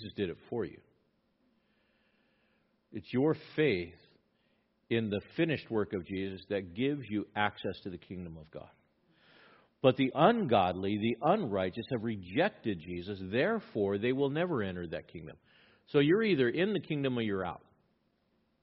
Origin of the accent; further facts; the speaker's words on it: Los Angeles, California, United States; I grew up in East Los Angeles